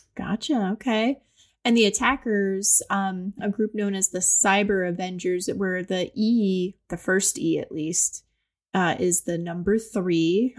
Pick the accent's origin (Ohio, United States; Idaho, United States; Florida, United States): Ohio, United States; I'm from Ohio